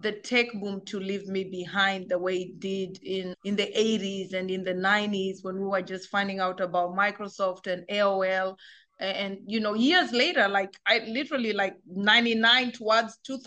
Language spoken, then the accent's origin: English; Kenya; moved away as an adult; also born or lived in Germany; now in United States; I grew up in Kenya. I spent 18 years of my life in Africa